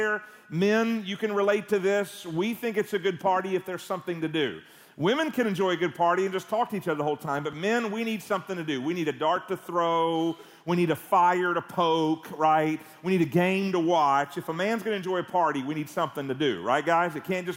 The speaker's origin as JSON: {"language": "English", "town": "Canton", "region": "Georgia", "country": "United States", "tie": "born or raised there", "also_born_or_lived": "Gwinnett County, Georgia", "moved": "as an adult", "lives_now": "New York City, United States", "said": "I am from, as Pastor Clay mentioned, this area. Went to Sixes Elementary School in Canton, Georgia, just north of here. Went to Parkview High School in Gwinnett County"}